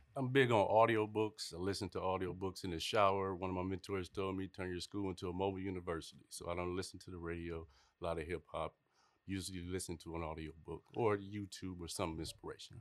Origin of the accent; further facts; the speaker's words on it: Toledo, Ohio, United States; moved away; also born or lived in Kentucky / Clayton County, Georgia; I'm originally from Toledo, Ohio